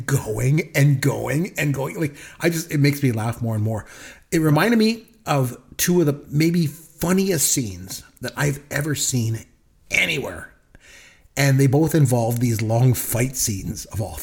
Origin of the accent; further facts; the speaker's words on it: Canada; we're Canadian